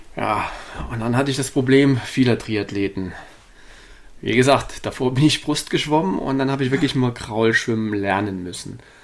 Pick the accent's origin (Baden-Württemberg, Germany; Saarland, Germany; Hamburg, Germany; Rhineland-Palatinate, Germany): Saarland, Germany; also born or lived in Darmstadt; now in Hannover, Germany; bin an sich gebürtiger Saarländer, äh, bin aber über äh, einige Jahre in Darmstadt, schlussendlich in Hannover gelandet